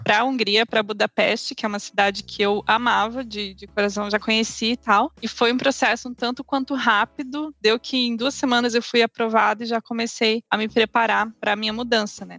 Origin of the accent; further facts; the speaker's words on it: Paraná, Brazil; moved away as an adult; also born or lived in Hungary / London, United Kingdom; now in Germany; eu sou natural do Paraná